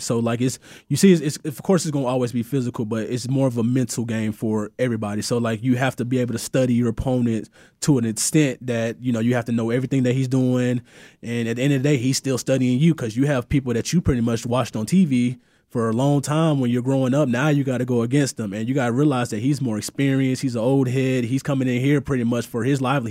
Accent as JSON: {"language": "English", "town": "Moody", "region": "Alabama", "country": "United States", "also_born_or_lived": "New Jersey", "moved": "as an adult", "said": "I'm from Moody, Alabama."}